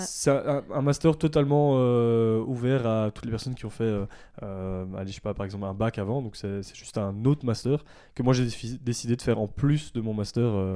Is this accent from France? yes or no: no; Ardennes, Wallonia, Belgium; moved away as an adult; also born or lived in Brussels / Namur; Je suis né à Bruxelles, j'ai vécu 10 ans à Bruxelles, mais j'ai vécu la plupart de, ma vie euh, euh, dans les Ardennes, donc euh, dans le sud de la Belgique